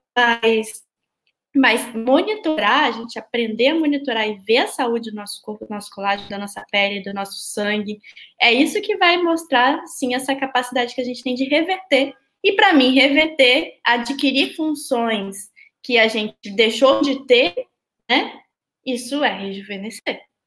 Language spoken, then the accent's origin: Portuguese; Vitória, Espírito Santo, Brazil; now in Rio de Janeiro, Brazil; na minha cidade natal, que é Vitória